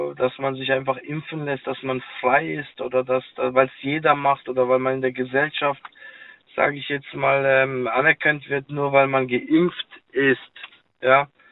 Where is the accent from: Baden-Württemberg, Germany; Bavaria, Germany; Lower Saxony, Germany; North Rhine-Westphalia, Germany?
Baden-Württemberg, Germany; Karlsruhe; Ich bin äh, Karlsruhe